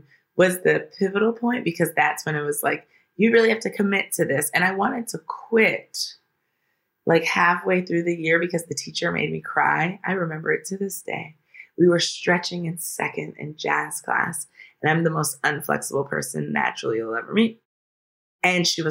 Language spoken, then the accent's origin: English; Washington, District of Columbia, United States; moved away as an adult; now in Los Angeles, United States; In Washington, D.C., in D.C. proper.